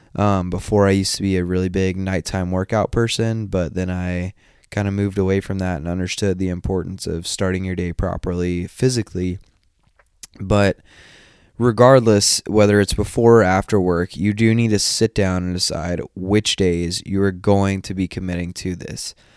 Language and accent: English; just outside of Atlanta, Northeast Georgia, United States; also born or lived in Japan; I am from Northeast Georgia, just outside of Atlanta.